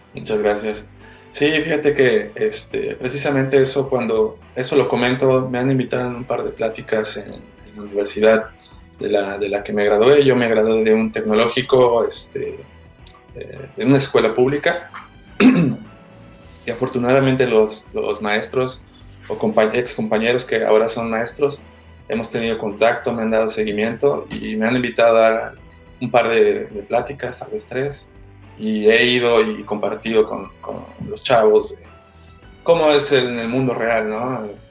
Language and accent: Spanish; Xalapa, Veracruz, Mexico; moved away; also born or lived in Puebla; yo soy de, de Jalapa